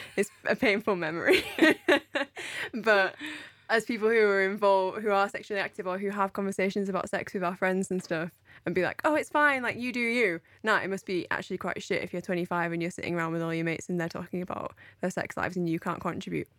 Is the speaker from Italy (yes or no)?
no; United Kingdom; I'm speaking from British culture here